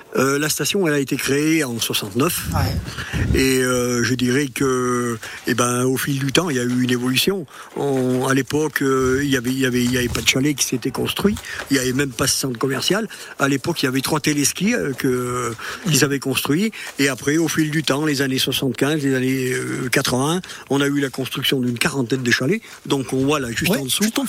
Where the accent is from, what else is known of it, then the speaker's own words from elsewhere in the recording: Chastreix, Auvergne-Rhône-Alpes, France; je suis natif de Chastrey mm. euh, ça fait 70 ans que j'y habite